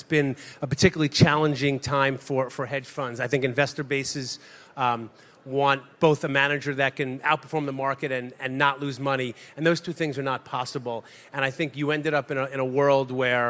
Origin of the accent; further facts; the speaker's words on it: Woodmere, New York, United States; also born or lived in Madison; I grew up in Long Island, where I think a lot of young Jewish people grew up